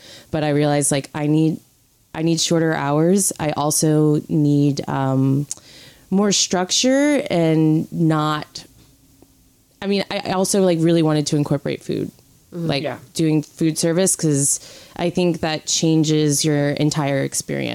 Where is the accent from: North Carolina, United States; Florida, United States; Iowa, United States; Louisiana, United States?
Louisiana, United States; New Orleans; moved away as an adult; now in New York, United States; I'm from New Orleans, or about 15 minutes outside of New Orleans proper in Louisiana. And I moved to New York 5 years ago